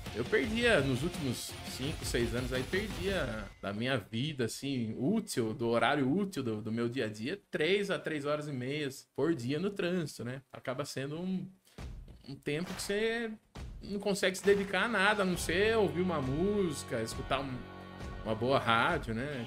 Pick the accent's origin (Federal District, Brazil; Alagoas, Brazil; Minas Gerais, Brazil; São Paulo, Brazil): São Paulo, Brazil; Angatuba; moved away as an adult; also born or lived in Francisco Morato; Saí de Angatuba e fui me aventurar para me fazer